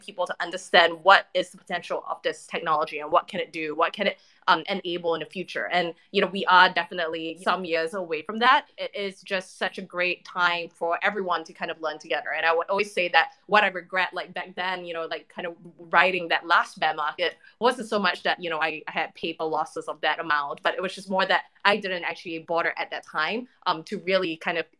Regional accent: Singapore; moved away as an adult; now in Los Angeles, United States; I'm from Singapore originally, so I'm Singapore born and raised. I now live in LA, but I only moved here about 18 months ago.

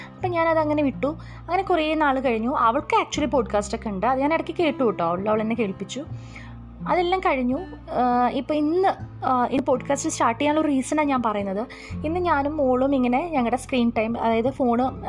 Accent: Kozhikode, Kerala, India; ഞാനൊരു കോഴിക്കോട്ടുകാരിയാണ്

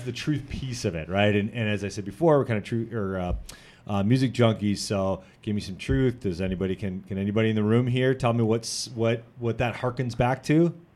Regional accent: Janesville, Wisconsin, United States; I was born and raised in Janesville

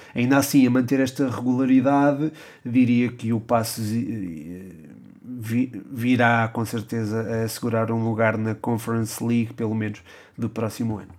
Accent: Portugal; nós, enquanto portugueses

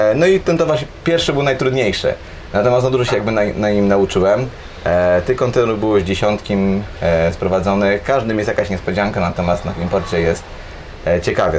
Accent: Gdańsk, Pomeranian Voivodeship, Poland; jestem z Gdańska i tutaj też mieszkam i większość czasu tutaj spędzam

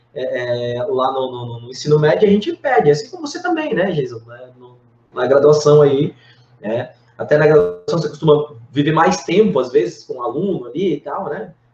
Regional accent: Blumenau, Santa Catarina, Brazil; lá de Blumenau, que é minha cidade natal

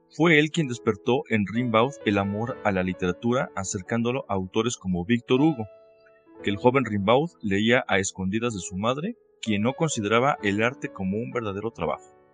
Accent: Mexico; Soy mexicano y soy consultor jurídico y docente

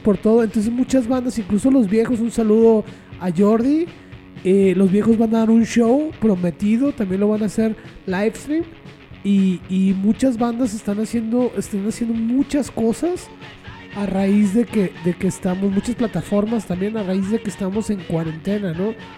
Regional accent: Mexico; como mexicanos

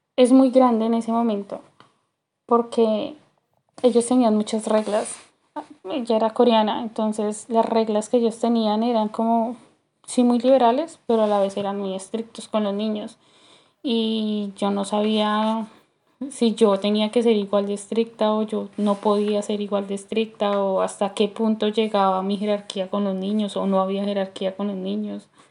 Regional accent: Colombia; moved away as an adult; also born or lived in New Jersey; now in United States; salí de Colombia a Nueva Jersey

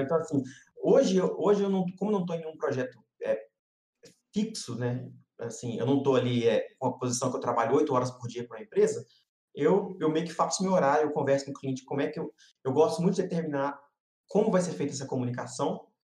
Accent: Brazil; accent: Brazilian; also born or lived in United States; eu tenho sotaque, a galera fica preocupada em cortar sotaque brasileiro.

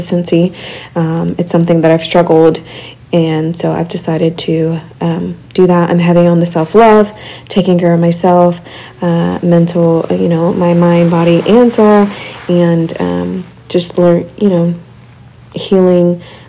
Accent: Abilene, Texas, United States; I'm from West Texas too, but Abilene.

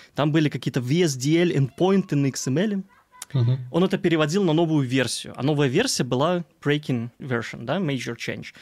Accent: Belarus; also born or lived in Gomel; У нас есть Минск, на столица Беларуси, я из Беларуси

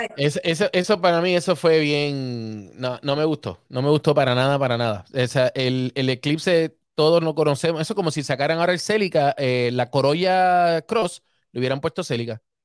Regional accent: Puerto Rico; Yo soy boricua

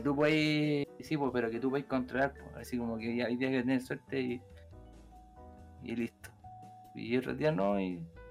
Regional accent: Quilpué, Valparaíso, Chile; soy de Quilpue, nunca he cambiado

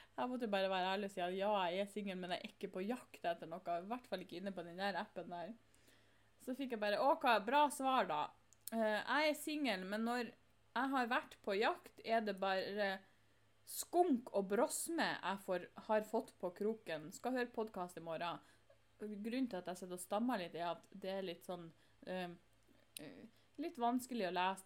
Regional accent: Northern Norway, Norway; jeg er nordlending

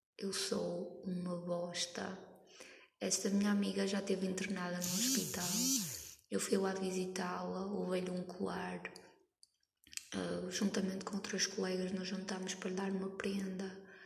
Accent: Norte, Portugal; eu sou nortenha. Estou ali naquela fronteira entre Gaia, Porto, Santa Maria da Feira

